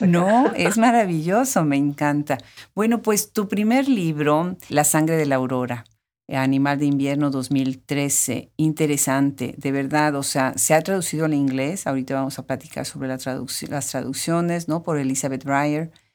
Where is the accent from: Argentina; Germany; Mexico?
Mexico; Puebla; que de México. ¿Y de dónde de México? No, pues de Puebla